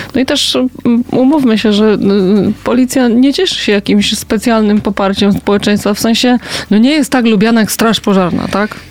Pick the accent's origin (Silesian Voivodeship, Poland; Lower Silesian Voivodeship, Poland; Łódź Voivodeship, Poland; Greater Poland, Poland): Greater Poland, Poland; Poznań; Ja się wychowałam na Piątkowie